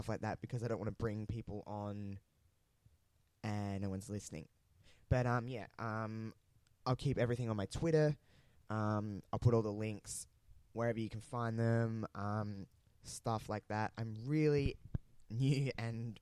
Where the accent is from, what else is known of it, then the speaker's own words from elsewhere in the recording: Australia; accent: Australian; also born or lived in regional South Australia; you probably tell by my accent, I am Australian. I live in a somewhat small town in Australia, in regional South Australia